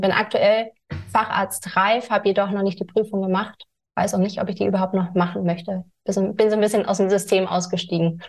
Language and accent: German; Germany; also born or lived in California; bin wieder nach Deutschland gekommen